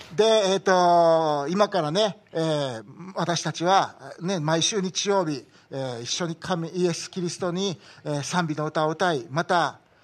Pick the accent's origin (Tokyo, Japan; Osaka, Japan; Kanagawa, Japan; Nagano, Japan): Osaka, Japan; Tondabayashi; moved away; 僕は大阪の、お袋がまだ大阪に住んでるから大阪に帰ることはあるんやけど